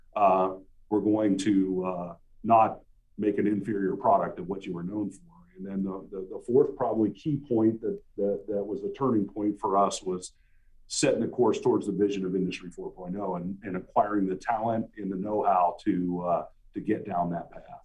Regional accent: Ohio, United States; moved away as an adult; I was coming back home to my hometown where I was born and raised.

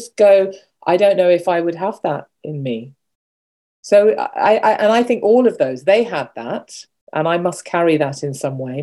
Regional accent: United Kingdom; also born or lived in Kolkata, India; I've been brought up, I was born in Britain, I've grown up, and I work in Britain

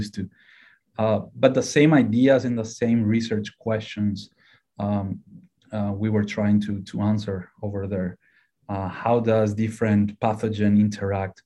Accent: Paraguay; moved away as an adult; now in Ohio, United States; So originally I'm from Paraguay in South America

